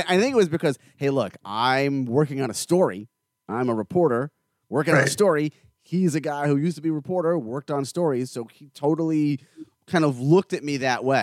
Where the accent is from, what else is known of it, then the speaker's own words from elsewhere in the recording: South Florida, United States; also born or lived in New York; I was born in New York, but I've been here after the second grade. I've been in South Florida